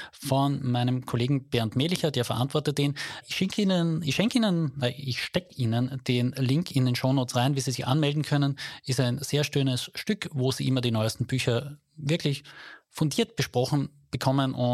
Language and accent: German; Carinthia, Austria; kann aber sein, dass ich im unteren Teil von Kärnten sozialisiert bin.